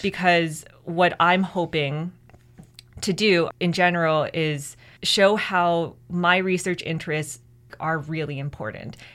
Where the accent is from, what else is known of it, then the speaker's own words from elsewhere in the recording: Mississauga, Ontario, Canada; first language English; now in Kingston, Canada; I'm the first person in my immediate family who was born in Canada